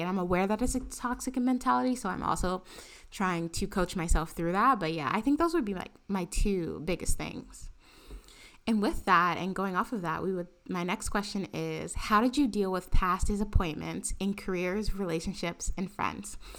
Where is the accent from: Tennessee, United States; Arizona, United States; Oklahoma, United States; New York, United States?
New York, United States; New York City; also born or lived in Harlem, Manhattan; I grew up in the Bronx and, and went to school in the Bronx